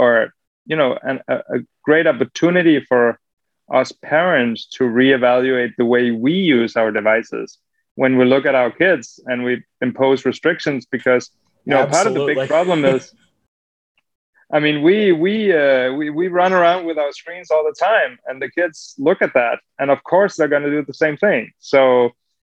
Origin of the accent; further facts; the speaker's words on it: Denmark; growing up in Denmark, you know, you could buy, as a kid, you could buy alcohol anywhere